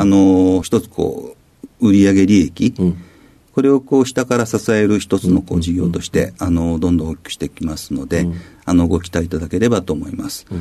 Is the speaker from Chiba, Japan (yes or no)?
yes; Funabashi, Chiba, Japan; also born or lived in Fukuyama, Hiroshima; 生まれは、えっ、と、広島県の福山市で生まれました。で、あの、育ったのは、あの、えっ、ー、と、主に千葉県の船橋市の方で、幼少期過ごさせていただきました